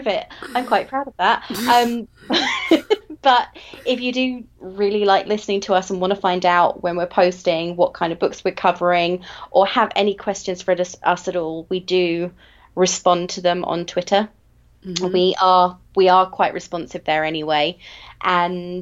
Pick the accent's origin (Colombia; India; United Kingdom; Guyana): United Kingdom; England; I am English